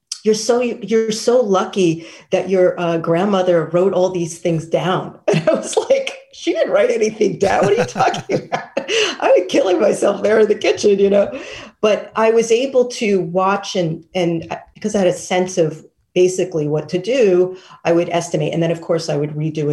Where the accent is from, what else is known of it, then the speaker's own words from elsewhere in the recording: New York City, New York, United States; I grew up in Manhattan.